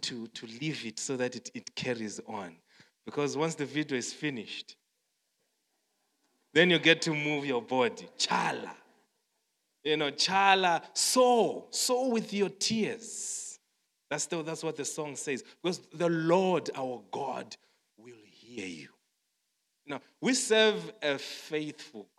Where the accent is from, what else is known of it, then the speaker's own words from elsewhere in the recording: Zimbabwe; moved away as an adult; now in South Africa; growing up in Zimbabwe, I'm from Zimbabwe and we work in South Africa